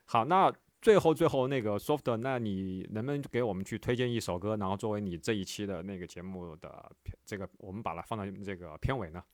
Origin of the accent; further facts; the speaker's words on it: Wuhan, Hubei, China; moved away; 一六年我当时回武汉，当时就跟，因为我，我是武汉人嘛